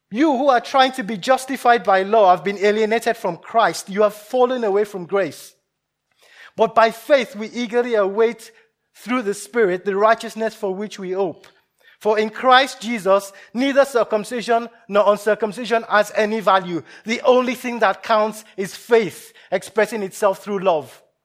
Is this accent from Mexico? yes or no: no; Nigeria; moved away; I grew up in Nigeria, partly.